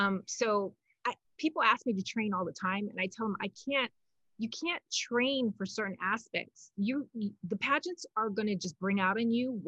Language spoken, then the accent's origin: English; Hawaii, United States; I'm born and raised in an island that is so multicultural